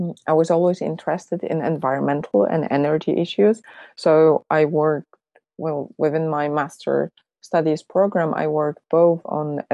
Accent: Poland; moved away; I'm originally from Poland

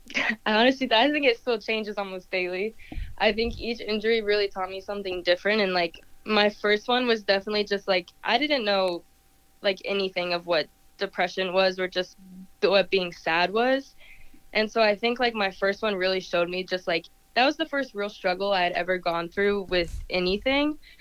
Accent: Pinehurst, North Carolina, United States; I grew up in Pinehurst, and soccer was pretty small there

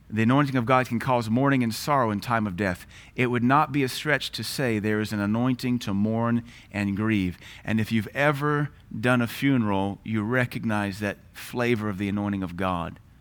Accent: United States; as an American

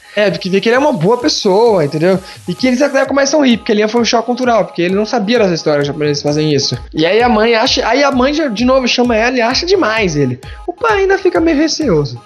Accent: Brazil; se você gostar do meu país

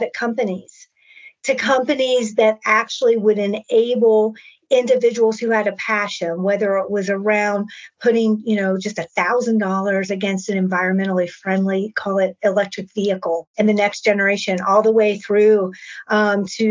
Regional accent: West Virginia, United States; moved away; my hometown in West Virginia

